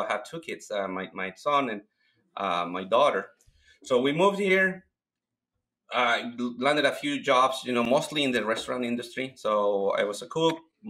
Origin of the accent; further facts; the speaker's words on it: Mexico; English is a second language; moved away as an adult; now in Washington, United States; I moved from Mexico back in 2001. I came here because I needed some money to go back to Mexico and finish my mechanic engineering career.